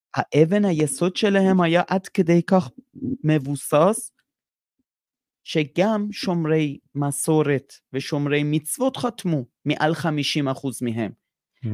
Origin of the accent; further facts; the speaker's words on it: Iran; now in Israel; אני איראני, אני גדלתי על ברכי המהפכה האסלאמי